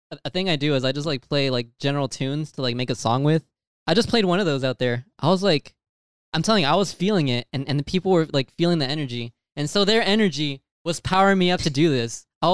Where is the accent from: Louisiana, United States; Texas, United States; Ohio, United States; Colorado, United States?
Texas, United States; I'm from Texas